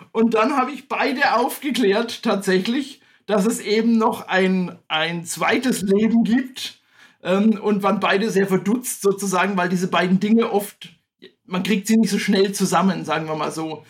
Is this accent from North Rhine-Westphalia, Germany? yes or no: no; Bad Königshofen im Grabfeld, Bavaria, Germany; now in Staufen im Breisgau, Germany; ich bin wie du aufgewachsen in Franken. Und zwar hatte ich das Glück, in einem Kurort aufzuwachsen. Ja, das, ich sag mal den Namen, schöne Grüße auch an Bad Königshofen im Grabfeld.